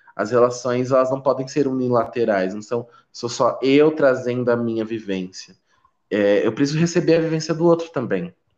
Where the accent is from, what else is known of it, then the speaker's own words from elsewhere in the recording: São Paulo, Brazil; also born or lived in Pernambuco; eu também nasci lá em Pernambuco. Ah, nasci lá, nasci lá, mas eu vim para São Paulo muito muito criança, assim, com dois anos de idade. Então, eu quase não tenho sotaque